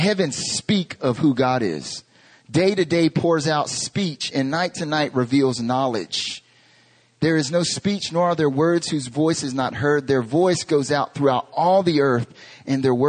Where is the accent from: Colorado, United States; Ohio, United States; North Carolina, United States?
North Carolina, United States; moved away as an adult; now in Korea; I'm from North Carolina in America